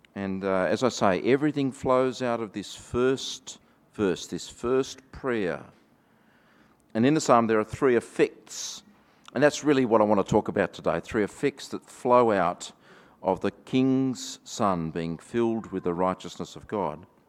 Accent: Australia; accent: Australian; my Australian accent

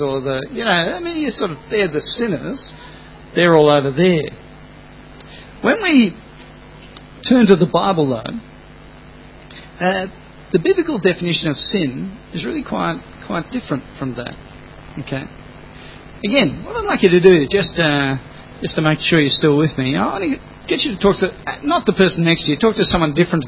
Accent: Australia; first language English; I'm just Australian.

